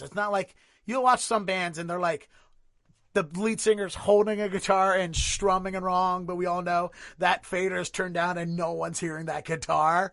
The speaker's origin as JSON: {"language": "English", "town": "Baltimore", "region": "Maryland", "country": "United States", "tie": "born or raised there", "moved": "as an adult", "lives_now": "Boston, United States", "said": "I originally, originally born and raised in Baltimore, lived there thirty-one years, and then I moved here to Boston ten years ago"}